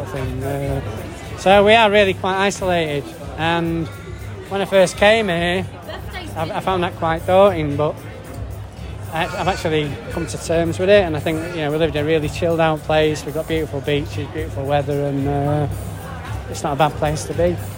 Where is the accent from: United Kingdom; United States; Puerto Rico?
United Kingdom; Manchester, North West England; now in Perth, Australia; coming from the north of England